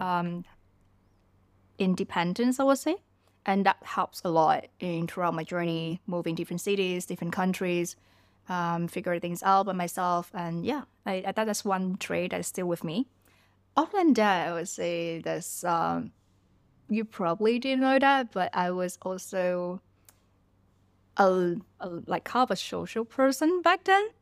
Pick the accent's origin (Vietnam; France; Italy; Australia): Vietnam; Ho Chi Minh City; also born or lived in southern Vietnam / Malaysia; now in Bangkok, Thailand; growing up in Vietnam. I was born in, um, in a smaller city in the South Vietnam. And, uh, later on, we all moved to Ho Chi Minh City